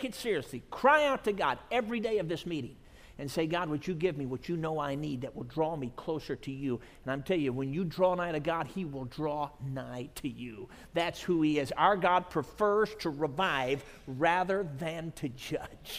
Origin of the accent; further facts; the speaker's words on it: Chicago, Illinois, United States; my home church when I grew up in the Chicago area where my dad pastored